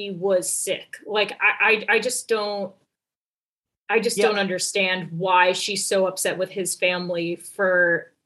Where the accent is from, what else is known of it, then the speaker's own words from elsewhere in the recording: New York, United States; I'm a New Yorker.